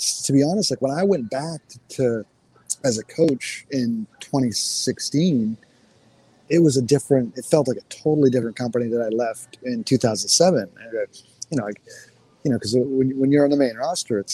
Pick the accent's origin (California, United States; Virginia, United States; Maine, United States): Maine, United States; I grew up in Maine